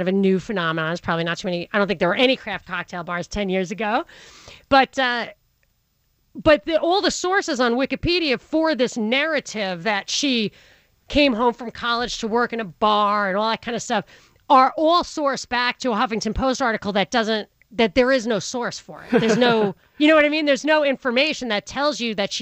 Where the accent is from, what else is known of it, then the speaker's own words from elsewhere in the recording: Rockland County, New York, United States; I'm from Rockland County, which is the blue-collar suburb on the other side of the river